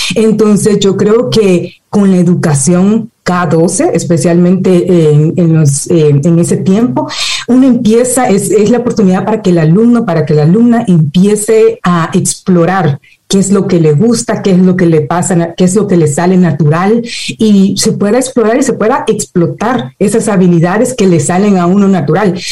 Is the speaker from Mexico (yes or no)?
no; El Salvador; now in United States; nací en El Salvador, crecí en El Salvador